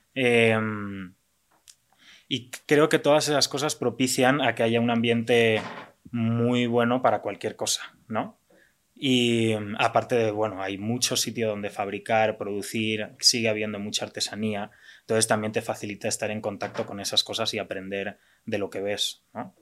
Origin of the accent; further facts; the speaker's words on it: Valencia, Valencian Community, Spain; moved away as an adult; also born or lived in London; now in Mexico; soy diseñador industrial de Valencia, España. Y bueno, llevo ya ocho años en México.